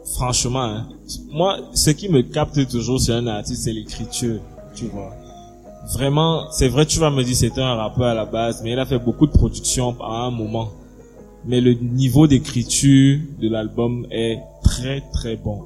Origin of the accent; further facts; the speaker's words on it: Cameroon; un Camerounais comme moi